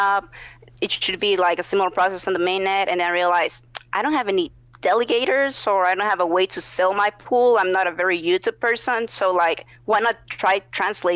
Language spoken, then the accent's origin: English; Honduras; now in United States; I'm from Honduras. I currently live in the U.S.